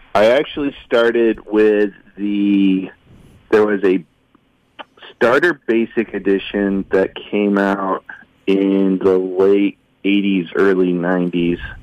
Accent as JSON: {"language": "English", "town": "Oskaloosa", "region": "Iowa", "country": "United States", "tie": "born or raised there", "said": "I grew up in Oskaloosa."}